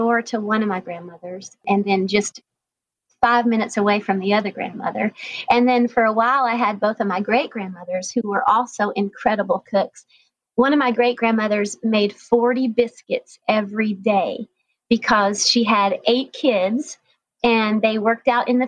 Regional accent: North Georgia mountains, United States; I grew up in the North Georgia mountains

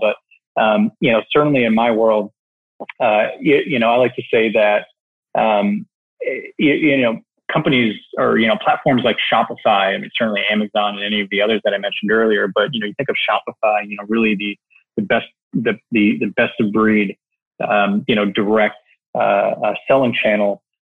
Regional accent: Canada; moved away as an adult; now in New York City, United States; I was born and raised in Canada

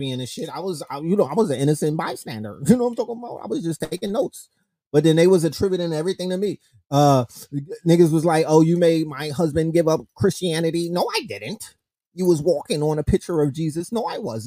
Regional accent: New York City, New York, United States; I'm from New York City

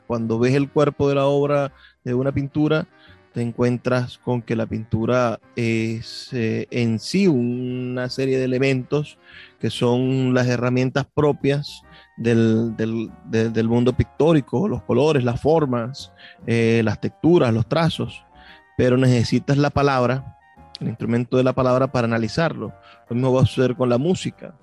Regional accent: Venezuela

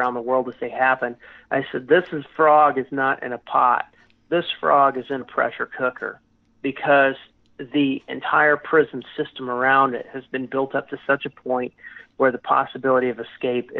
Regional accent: United States; also born or lived in El Salvador; now in Mexico; as an American

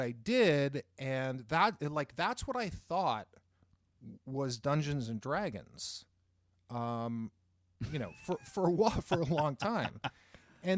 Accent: Boston, Massachusetts, United States; I grew up in Boston, just outside Cambridge, which is, of course, where Harvard is and where MIT is.

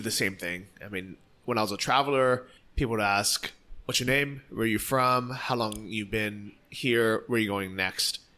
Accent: San Francisco, California, United States; moved away as an adult; now in Chiang Mai, Thailand; I'm from San Francisco

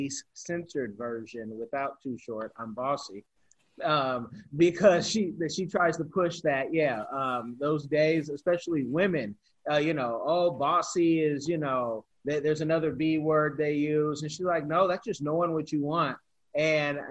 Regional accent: Bay Area, California, United States; also born or lived in Africa; now in Florida, United States; growing up in the Bay Area

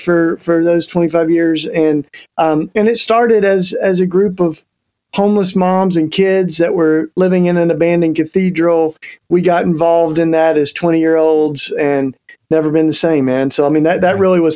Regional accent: East Tennessee, United States; accent: Southern twang; moved away; I'm a Tennessee boy, and even though I've been out of there for a couple of decades, I still got my Southern twang. I grew up in East Tennessee.

